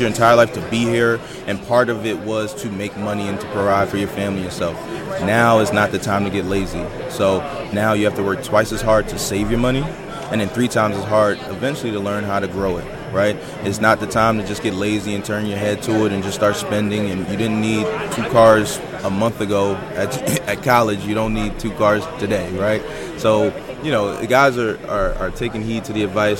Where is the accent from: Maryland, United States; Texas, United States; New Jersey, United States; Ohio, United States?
Maryland, United States; Baltimore; moved away as an adult; also born or lived in Philadelphia, Pennsylvania; I'm from Baltimore, Maryland originally